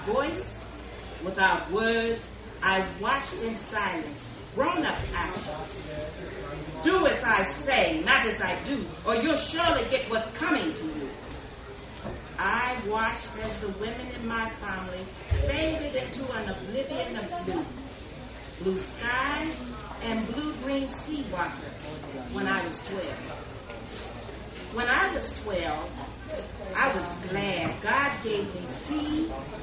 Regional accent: Trinidad & Tobago; When I was 12 and growing up in Trinidad and Tobago

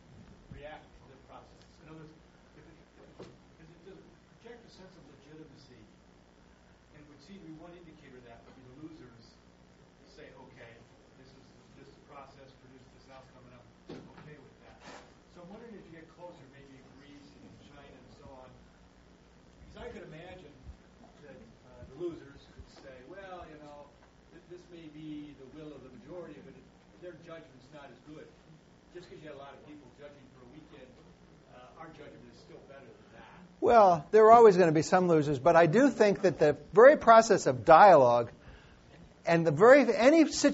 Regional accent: United States; I'm an American

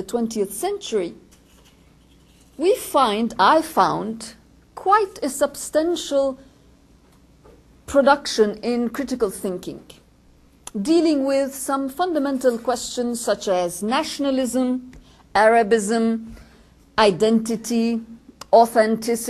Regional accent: Lebanon; George and I come from Lebanon

